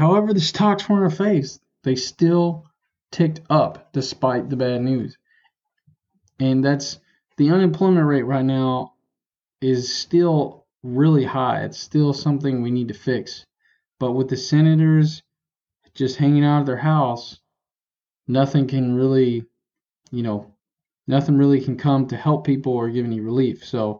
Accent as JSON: {"language": "English", "region": "Tennessee", "country": "United States", "said": "I'm from Tennessee, so this is my first real, like, tropical storm kind of hurricane experience."}